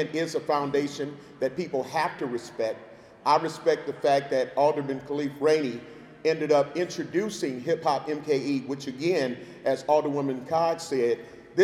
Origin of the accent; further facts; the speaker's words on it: Milwaukee, Wisconsin, United States; Born and raised in Milwaukee